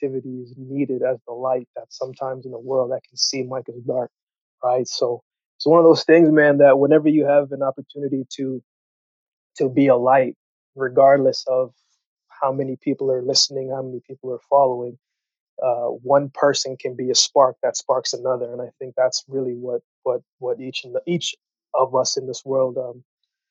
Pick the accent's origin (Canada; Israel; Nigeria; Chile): Canada; also born or lived in Jamaica / Yellowknife, Northwest Territories / Calgary, Alberta; originally I was born in Jamaica, you know, and I moved to Canada when I was 7 years old for a better life. And we went to Yellowknife first, and then we came to Calgary.